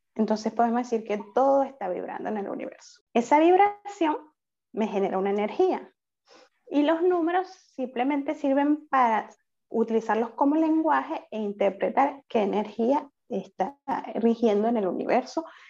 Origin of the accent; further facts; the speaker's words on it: Venezuela; moved away as an adult; now in Paris, France; yo soy venezolana, actualmente resido en, París, Francia